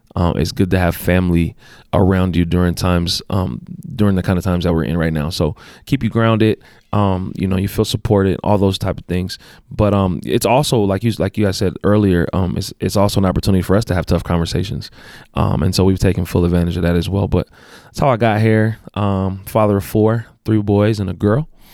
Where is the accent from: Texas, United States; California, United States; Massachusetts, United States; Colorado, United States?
California, United States; Los Angeles; moved away as an adult; also born or lived in Compton, California; now in Utah, United States; born and raised in Los Angeles, California.